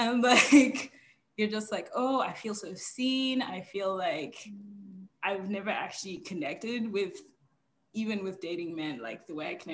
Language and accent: English; Zimbabwe; I grew up in Zimbabwe.